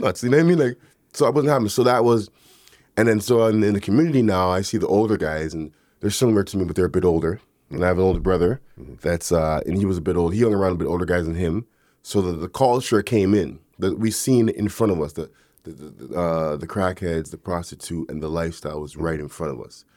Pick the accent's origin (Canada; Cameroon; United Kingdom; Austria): Canada; Toronto, Ontario; growing up in the neighborhood that I grew up in Galloway